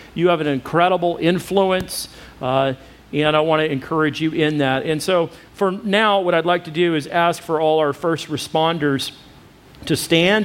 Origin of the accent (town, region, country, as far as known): United States